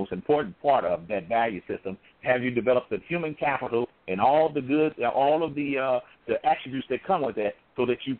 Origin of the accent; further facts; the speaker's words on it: St. Louis, Missouri, United States; I'm from the St. Louis area